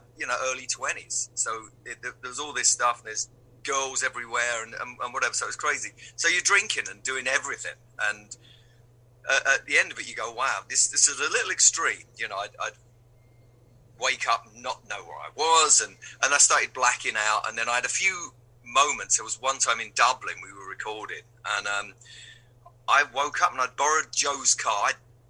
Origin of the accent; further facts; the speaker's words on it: London, United Kingdom; I'm from London